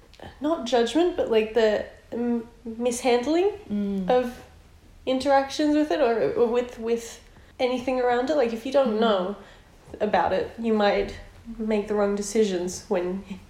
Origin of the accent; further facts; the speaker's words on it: Brisbane, Queensland, Australia; moved away as an adult; now in Melbourne, Australia; I'm from Brisbane.